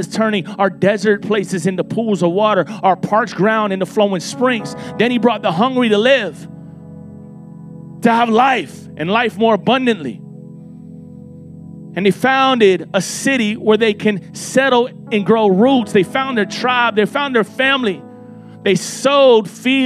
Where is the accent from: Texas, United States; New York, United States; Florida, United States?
Florida, United States; Miami; I'm from Miami, Florida